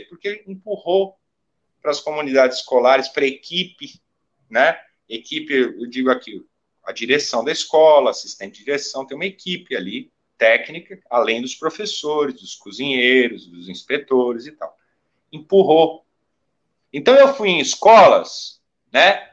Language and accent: Portuguese; Brazil; nós produzimos enquanto brasileiros